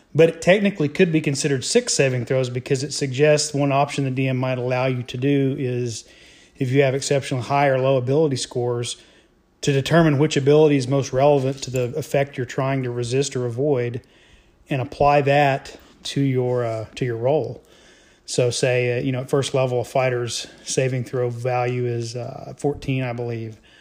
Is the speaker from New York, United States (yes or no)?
no; Tulsa area, Oklahoma, United States; moved back to the area